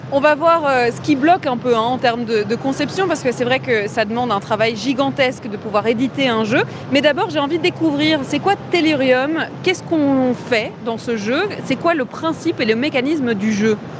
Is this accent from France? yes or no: yes; Tourcoing, Hauts-de-France, France; je viens de Tourcoing